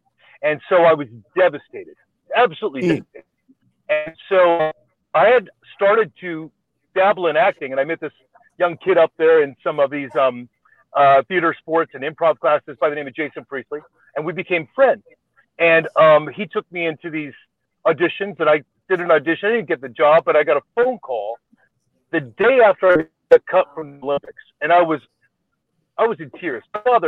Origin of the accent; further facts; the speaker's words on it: Canada; moved away as an adult; now in United States; Okay, so when I first moved to America, I was from Canada. I kind of wanted to restart my life.